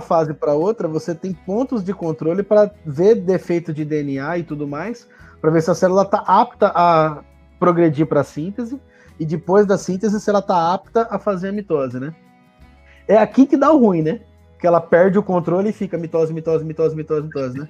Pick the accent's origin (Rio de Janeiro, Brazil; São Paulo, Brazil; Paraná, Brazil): São Paulo, Brazil; interior of; moved away; also born or lived in Lagarto, Sergipe; minha terra, hein? Interior de São Paulo